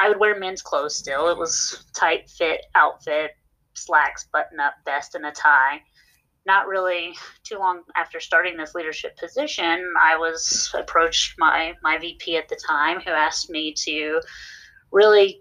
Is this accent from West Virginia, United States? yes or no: yes; West Virginia, United States; now in Dallas, United States; I'm originally from West Virginia, and in West Virginia, people don't really like difference